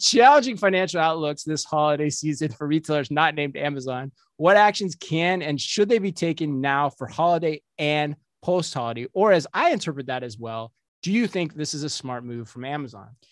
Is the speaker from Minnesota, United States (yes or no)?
yes; Minnesota, United States; we're from Minnesota